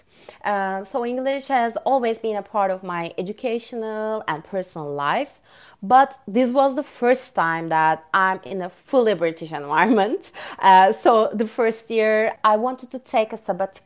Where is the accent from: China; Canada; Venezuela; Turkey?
Turkey; Ankara; English is a second language; moved away as an adult; now in London, United Kingdom; I was born and grew up in Turkey. My hometown is Ankara, which is the capital city of Turkey.